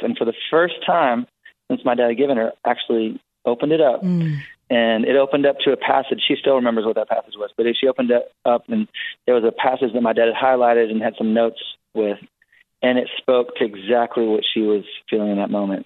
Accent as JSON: {"language": "English", "region": "Wisconsin", "country": "United States", "tie": "born or raised there", "said": "I was born in Wisconsin on a little farm, and it was a home birth"}